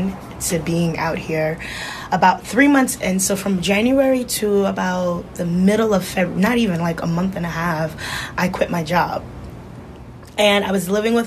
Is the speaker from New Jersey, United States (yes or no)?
yes; New Jersey, United States; moved away as an adult; now in Bay Area, United States; I'm originally from Jersey, born and raised